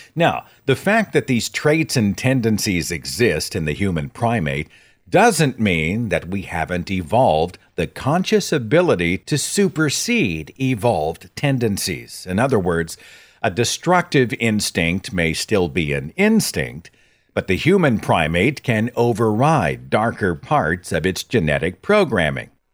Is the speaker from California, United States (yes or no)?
no; Tulsa, Oklahoma, United States; my hometown of Tulsa, Oklahoma